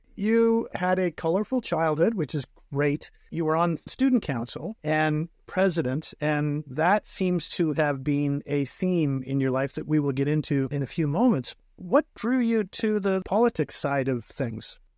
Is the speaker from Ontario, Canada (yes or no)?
yes; North Bay, Ontario, Canada; I'm from North Bay